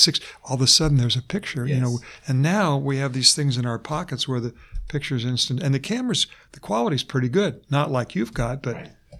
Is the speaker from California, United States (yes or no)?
yes; San Diego, California, United States; I was a kid growing up in Point Loma, a long, long time ago